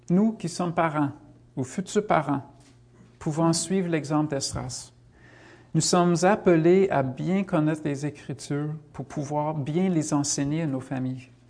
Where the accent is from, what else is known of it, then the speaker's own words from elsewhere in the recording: United States; French is a second language; Moi, je viens des États-Unis, ça l'est encore plus, je pense.